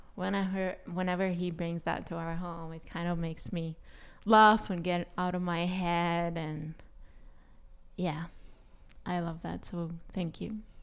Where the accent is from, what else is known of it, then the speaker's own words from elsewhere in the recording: Israel; first language Hebrew; English is a second language; moved away as an adult; also born or lived in New York City; I'm originally from Israel, and I came to study acting in New York City was my dream when I came there at twenty-two